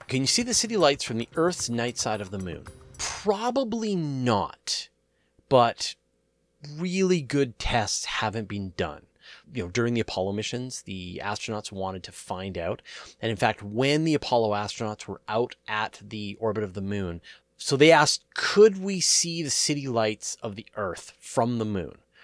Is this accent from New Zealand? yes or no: no; Canada; I'm a Canadian